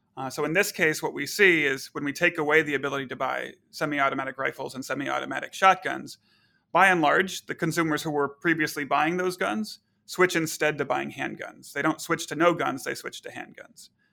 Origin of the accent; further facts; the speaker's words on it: Texas, United States; now in Chicago, United States; I grew up in Texas